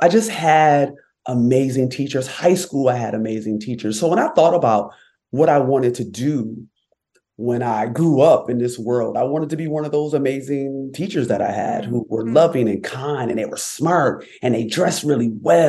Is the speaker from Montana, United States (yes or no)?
no; Rochester, New York, United States; I was born and raised in upstate New York. I'm from Rochester, New York, and I grew up in a loving, thriving Black community